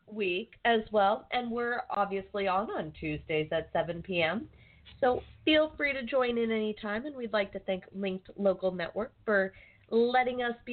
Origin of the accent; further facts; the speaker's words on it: Arizona, United States; moved away; also born or lived in Central Coast, California; I'm from Arizona and we didn't have daylight savings time